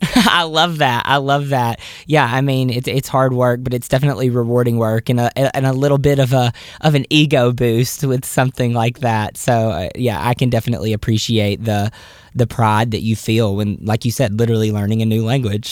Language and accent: English; the South, United States; I'm from the South